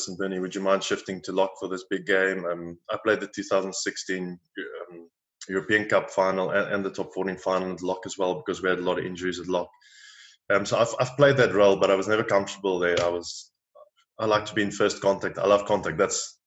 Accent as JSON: {"language": "English", "country": "South Africa", "tie": "born or raised there", "moved": "as an adult", "lives_now": "France", "said": "Watched Super Rugby growing up in South Africa"}